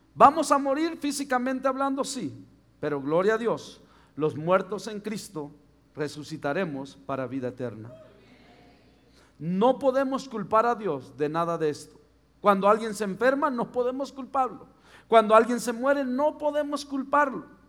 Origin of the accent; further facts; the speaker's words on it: Mexico; soy mexicano